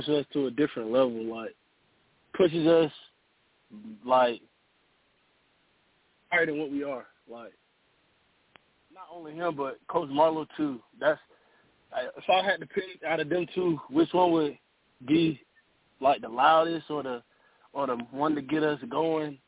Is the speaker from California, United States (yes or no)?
no; Florence, South Carolina, United States; also born or lived in Tarver, North Carolina; I moved down here to South Carolina my second grade year